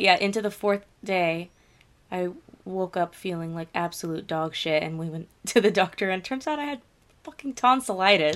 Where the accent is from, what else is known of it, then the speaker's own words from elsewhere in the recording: Florida, United States; I've lived in Florida basically my entire life